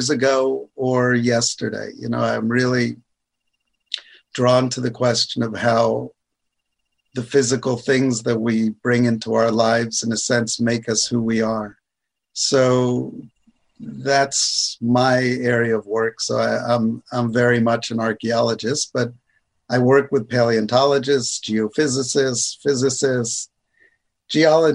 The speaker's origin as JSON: {"language": "English", "country": "United States", "tie": "born or raised there", "moved": "yes", "lives_now": "Canada", "said": "I was born in the States, but now I'm Canadian"}